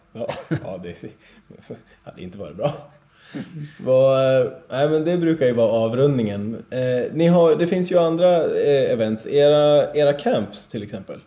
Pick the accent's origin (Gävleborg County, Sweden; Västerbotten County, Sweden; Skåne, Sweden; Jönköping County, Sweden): Gävleborg County, Sweden; Alfta; Jag är ju från Alfta